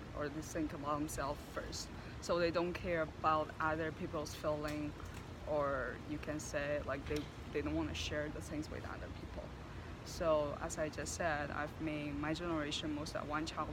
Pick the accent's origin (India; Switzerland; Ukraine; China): China; now in United States; I'm from China.